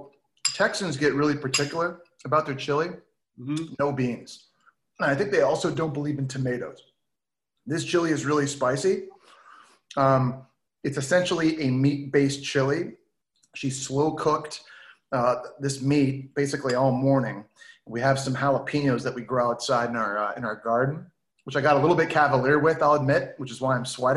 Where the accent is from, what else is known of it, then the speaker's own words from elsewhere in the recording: Ottawa, Ontario, Canada; We grew up in Ottawa